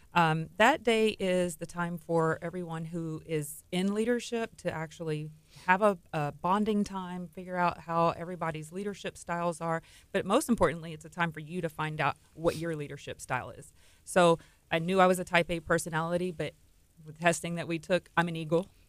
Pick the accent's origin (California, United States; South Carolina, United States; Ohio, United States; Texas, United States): Texas, United States; Texas City; I grew up in Texas City, born and raised in Texas City